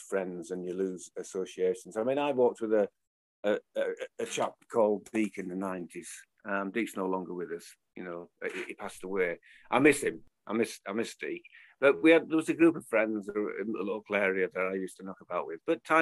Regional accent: Leeds, Yorkshire and the Humber, United Kingdom; I grew up with him in Leeds

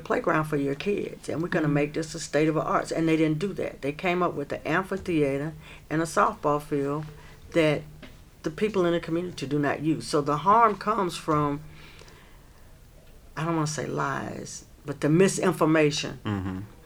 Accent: Asheville, North Carolina, United States; I was raised in Stumptown

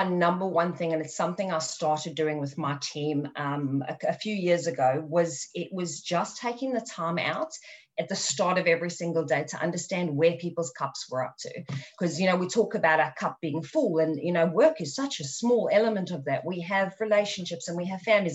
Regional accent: South Africa; growing up in South Africa

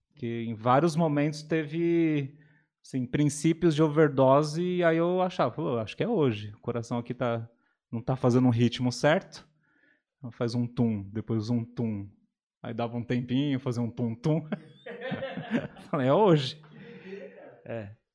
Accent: São Paulo, Brazil; now in Atibaia, Brazil; venho de São Paulo, capital

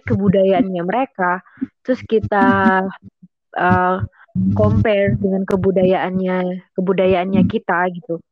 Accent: Indonesia; kami dari Indonesia dan tinggal di Indonesia

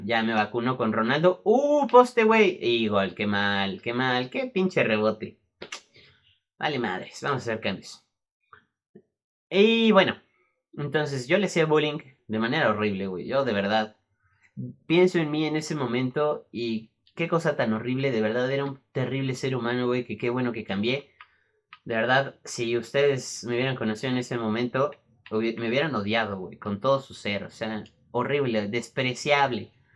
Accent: Mexico City, Mexico; Nací aquí en la Ciudad de México

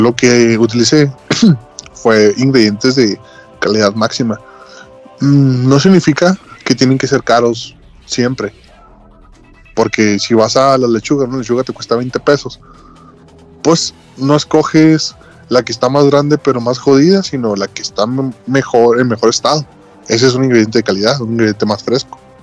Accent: Ciudad Juárez, Chihuahua, Mexico; moved away; Yo soy norteño. Del, de exactamente la punta. No hay una ciudad más arriba de Juárez.

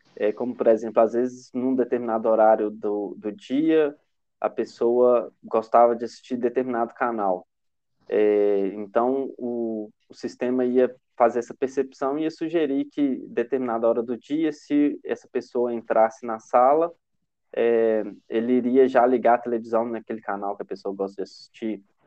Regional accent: Itabira, Minas Gerais, Brazil; De Tabira, que é onde eu nasci

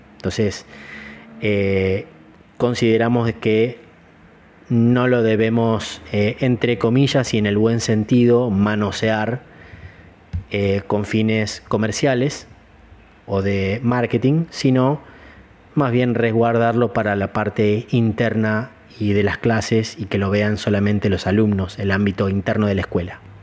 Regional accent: Gualeguaychú, Entre Ríos, Argentina; also born or lived in Chicago; now in Córdoba, Argentina; Soy nacido en Gualeguaychú, provincia de Entre Ríos, en Argentina

